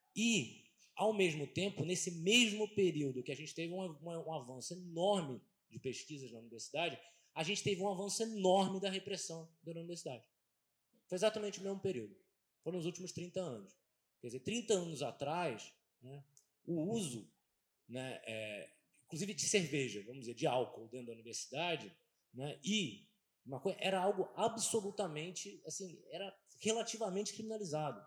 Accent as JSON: {"language": "Portuguese", "country": "Brazil", "said": "a gente vive no Brasil"}